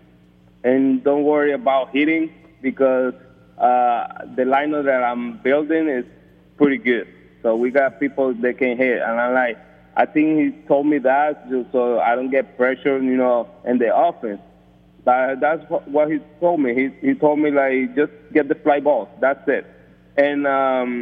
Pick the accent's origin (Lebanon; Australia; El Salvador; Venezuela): Venezuela; moved away; I'm coming from Venezuela, that I used to play for a very famous team over there, Navegantes and Magallanes